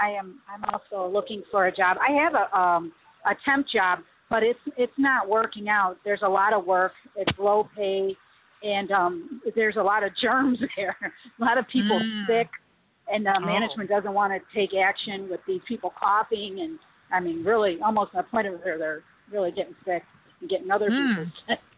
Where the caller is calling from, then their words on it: Chicago, Illinois, United States; I'm calling from Chicago.